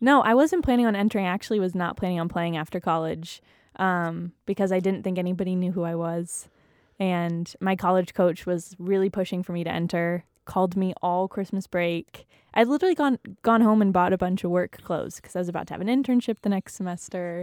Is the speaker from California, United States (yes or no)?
yes; San Jose, California, United States; moved away as an adult; also born or lived in Malibu, California; now in Utah, United States; I loved growing up in California. I pretty much lived in the same house my whole life in a little suburb called the Almaden Valley.